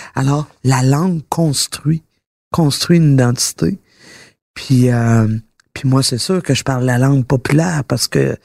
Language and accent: French; Quebec, Canada; je suis fière d'être québécoise